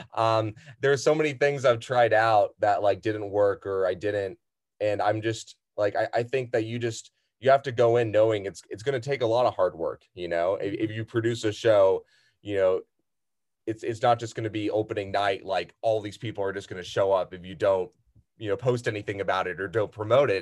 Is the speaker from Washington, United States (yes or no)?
no; San Diego, California, United States; I've been here since I was six years old